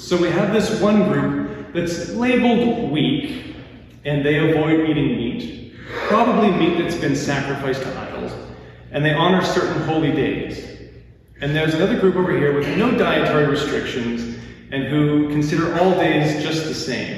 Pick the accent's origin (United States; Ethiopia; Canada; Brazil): Canada; Lacombe, Alberta; I grew up in Lacombe, one of the greatest small towns in the world